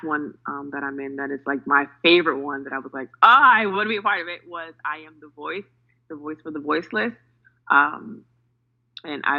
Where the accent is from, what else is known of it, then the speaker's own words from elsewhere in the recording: New York City, New York, United States; I'm from New York City